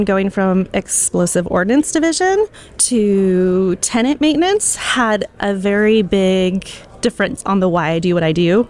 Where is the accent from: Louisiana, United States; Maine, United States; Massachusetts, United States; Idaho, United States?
Idaho, United States; Boise; So I grew up in Boise, Idaho, is where I was born